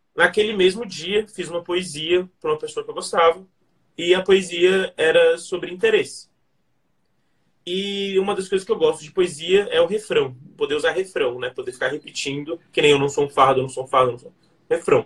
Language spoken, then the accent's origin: Portuguese; Brasília, Federal District, Brazil; nasci em Brasília, cresci aqui